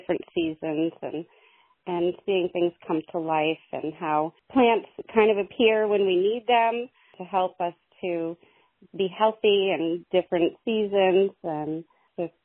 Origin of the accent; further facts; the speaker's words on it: Jay, Vermont, United States; also born or lived in Montgomery, Vermont; I am from Jay, Vermont, well known for Jay Peak Resort, and I grew up there, and I moved around a bunch and then came back and settled in Montgomery